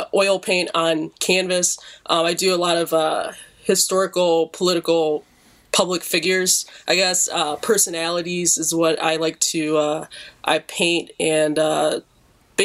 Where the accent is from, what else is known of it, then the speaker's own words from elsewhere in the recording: Detroit, Michigan, United States; I'm an artist from Detroit, born and raised